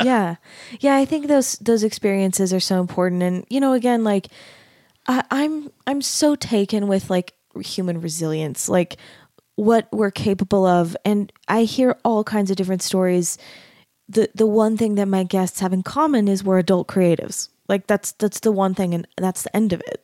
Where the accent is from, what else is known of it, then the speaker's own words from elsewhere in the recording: Arizona, United States; moved away as an adult; also born or lived in Dallas, Texas; now in Utah, United States; I grew up in Arizona And I went to school in Dallas